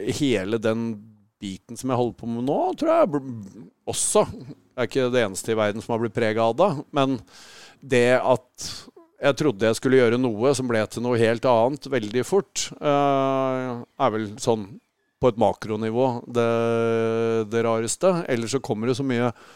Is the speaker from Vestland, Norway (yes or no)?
no; Tønsberg, Vestfold, Norway; Hvis vi holder oss i Norge, så er jeg fra Tønsberg.